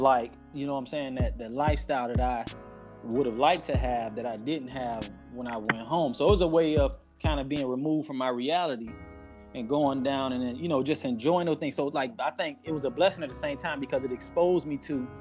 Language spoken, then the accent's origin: English; Miami, Florida, United States; I'm from Miami, inner city, Liberty City. The city is most native Miami individuals know it as. I grew up in Scott Projects, 74th and 23rd